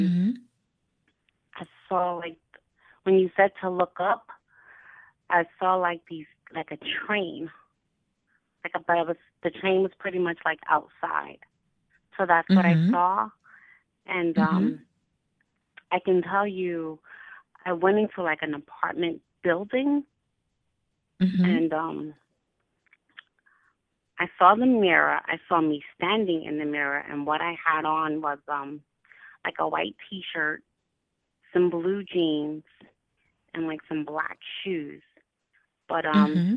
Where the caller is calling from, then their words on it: Albany, United States; I'm calling you from Albany